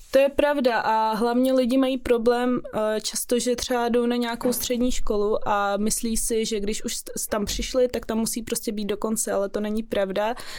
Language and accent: Czech; Prague, Czechia; also born or lived in Russia; jsem z Prahy, narodila jsem se tady, ale jinak moje rodina je z Ruska